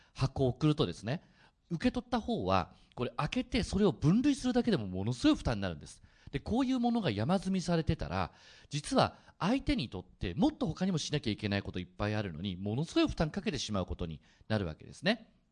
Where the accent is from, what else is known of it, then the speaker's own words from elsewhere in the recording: Oita, Japan; now in Fukuoka, Japan; 大分で生まれてうちの父がですね、あの福岡出身でそれであの就職からこっちに帰ってきたんですけど